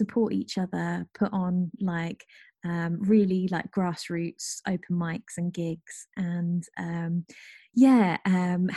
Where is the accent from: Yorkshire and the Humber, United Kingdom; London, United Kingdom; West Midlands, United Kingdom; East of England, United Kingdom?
East of England, United Kingdom; rural Norfolk; now in Nottingham, United Kingdom; where I grew up, which is rural Norfolk